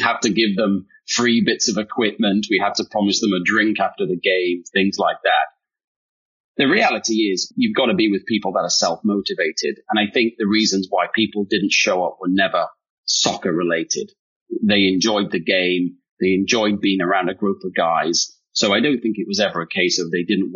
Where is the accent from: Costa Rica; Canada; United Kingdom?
United Kingdom; accent: British; now in United States; I am British